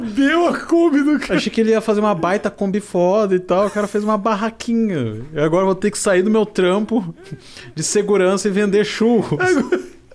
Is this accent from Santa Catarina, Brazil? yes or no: yes; Balneário Camboriú, Santa Catarina, Brazil; Nasci lá, nasci em Balneário Camboriú.